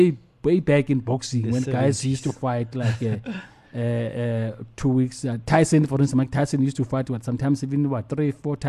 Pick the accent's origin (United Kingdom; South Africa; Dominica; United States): South Africa; Being South African